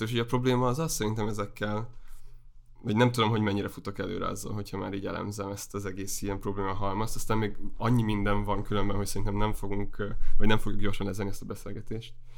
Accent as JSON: {"language": "Hungarian", "region": "Heves", "country": "Hungary", "tie": "born or raised there", "also_born_or_lived": "Debrecen / Budapest", "moved": "as an adult", "said": "én Heves megyéből származom, viszonylag sokszor költöztünk a megyén belül, és aztán Egerben jártam gimnáziumba"}